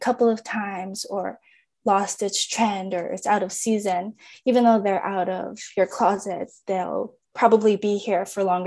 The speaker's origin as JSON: {"language": "English", "town": "Winnipeg", "region": "Manitoba", "country": "Canada", "tie": "born or raised there", "moved": "as an adult", "lives_now": "British Columbia, Canada", "said": "I was born and raised in Winnipeg, Manitoba"}